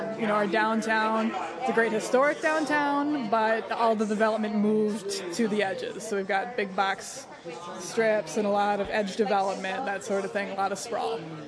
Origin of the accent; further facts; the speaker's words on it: Fort Atkinson, Wisconsin, United States; My hometown is Fort Atkinson, Wisconsin, which is right. It's about 12,000 people right between Madison and Milwaukee.